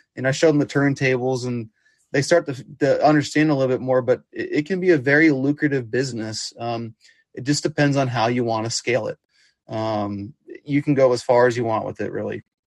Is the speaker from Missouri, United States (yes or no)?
yes; Kansas City, Missouri, United States; growing up in Kansas City